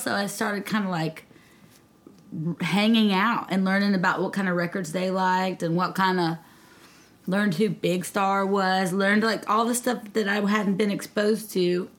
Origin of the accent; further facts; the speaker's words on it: Nashville, Tennessee, United States; moved away as an adult; also born or lived in Mississippi; now in Charleston, United States; I grew up in Nashville, Tennessee, via Mississippi